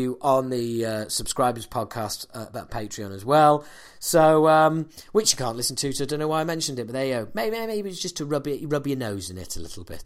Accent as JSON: {"language": "English", "region": "Yorkshire and the Humber", "country": "United Kingdom", "said": "the reason I'm saying it like that is because I'm from Yorkshire"}